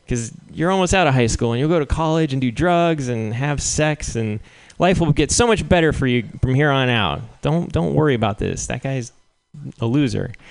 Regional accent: Albuquerque, New Mexico, United States; Now I'm in a I'm in a I'm back in my home country. I can speak to these kids in their language.

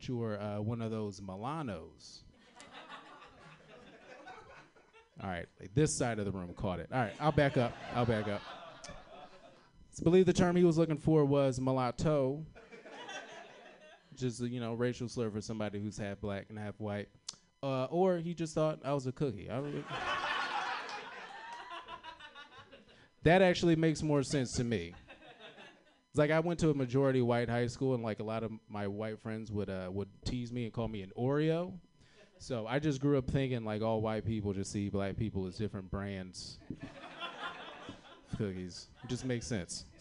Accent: Virginia, United States; moved away; I'm from Virginia originally

